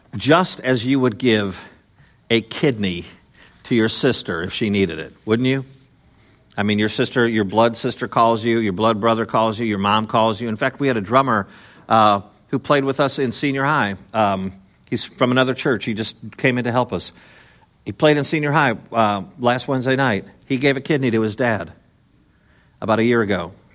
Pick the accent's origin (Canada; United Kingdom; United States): United States; Chicago, Illinois; growing up in Chicago, I was born in Chicago, but I lived in the suburbs, the n, the northwest suburbs